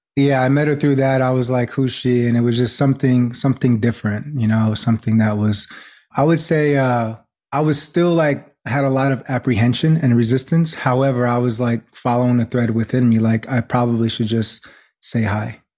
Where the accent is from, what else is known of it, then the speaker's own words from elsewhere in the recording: New York, United States; also born or lived in New Jersey; I'm originally from New York, born in Jersey, and just live between New York and New Jersey